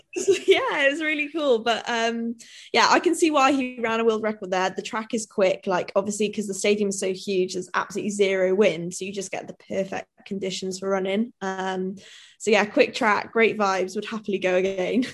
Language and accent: English; Wales, United Kingdom; also born or lived in Newtown; now in Cardiff, United Kingdom; I am Welsh and very like patriotic and proud to be Welsh